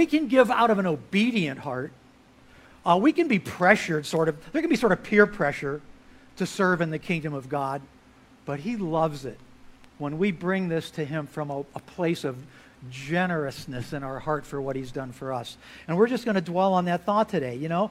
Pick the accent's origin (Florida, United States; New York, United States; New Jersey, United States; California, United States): Florida, United States; moved away as an adult; also born or lived in Galveston, Texas; I grew up in Florida, got to Texas as fast as I could, but that was after college.